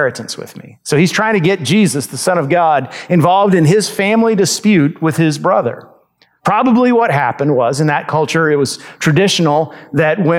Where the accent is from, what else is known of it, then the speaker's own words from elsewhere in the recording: United States; we as American Christians